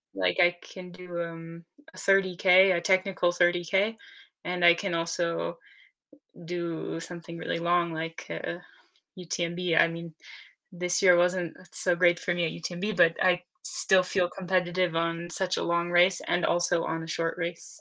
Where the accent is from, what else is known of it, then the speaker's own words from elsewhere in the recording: Maine, United States; moved away as an adult; also born or lived in Maritime Alps, France; now in France; I'm from Maine in the US